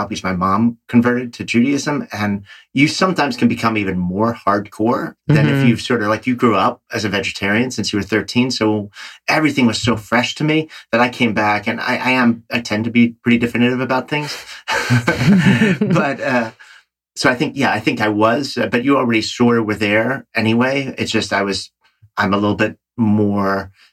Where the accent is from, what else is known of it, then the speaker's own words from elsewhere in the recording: New York, United States; I'm a New Yorker